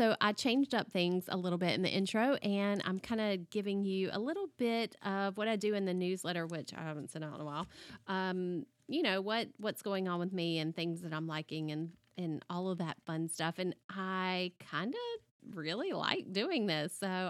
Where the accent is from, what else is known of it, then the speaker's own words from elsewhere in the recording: the South, United States; And being a Southerner, I just really related to so much that she talked about in that book.